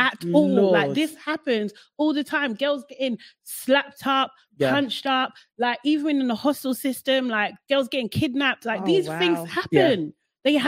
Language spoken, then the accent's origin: English; London, United Kingdom; as a young Black girl growing up in Brixton